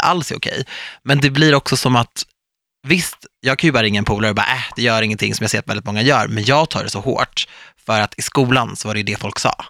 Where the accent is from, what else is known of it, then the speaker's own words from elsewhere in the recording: Stockholm, Stockholm County, Sweden; Jag är ändå född och uppvuxen i Stockholm